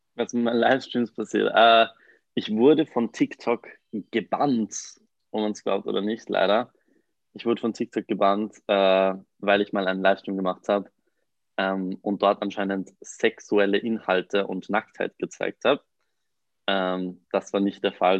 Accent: Mondsee, Upper Austria, Austria; moved away as an adult; now in Vienna, Austria; ich komme eigentlich aus Mondsee, das ist ein kleiner Ort in der Nähe von Salzburg. bin frisch nach Wien gezogen

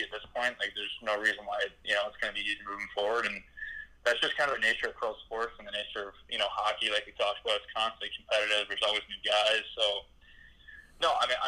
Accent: Atlanta, Georgia, United States; I grew up in Atlanta

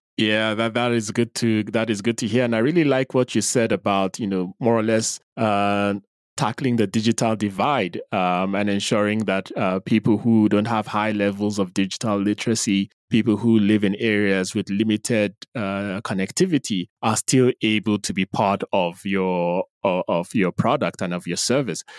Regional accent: Nigeria; now in Nairobi, Kenya; you're in my home country

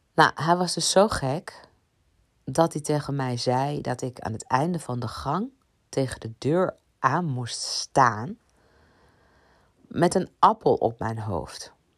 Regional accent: Ibiza, Balearic Islands, Spain; ik kom van Ibiza

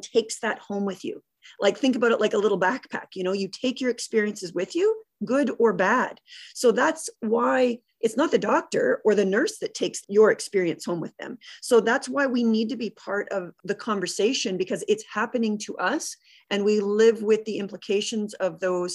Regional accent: Canada; our culture as a Canadian

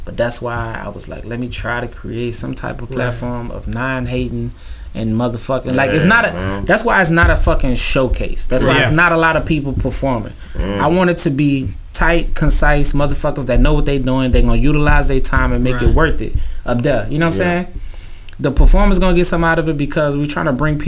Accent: New Orleans, Louisiana, United States; also born or lived in Baton Rouge, Louisiana; now in Houston, United States; I'm from New Orleans, man. Like, I'm from New Orleans, and then I spent a bunch of years up in BR

